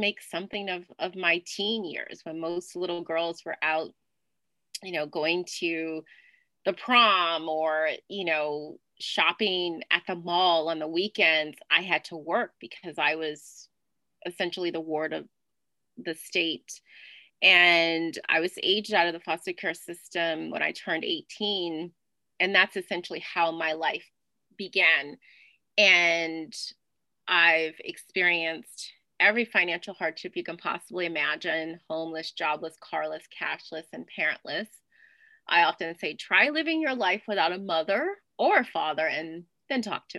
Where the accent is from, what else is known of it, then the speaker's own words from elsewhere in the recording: New Orleans, Louisiana, United States; I'm originally from New Orleans, Louisiana. And I grew up twirling batons and dancing in Mardi Gras parades.